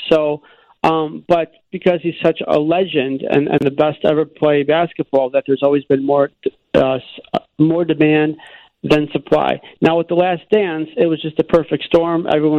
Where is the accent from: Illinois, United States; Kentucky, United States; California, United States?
Illinois, United States; Buffalo Grove; I grew up in Buffalo Grove